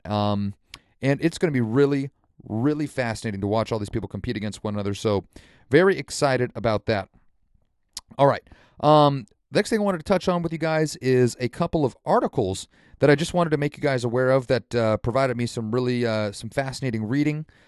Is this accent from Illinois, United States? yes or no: no; Santa Rosa, California, United States; also born or lived in South Korea; Santa Rosa, my hometown here in California.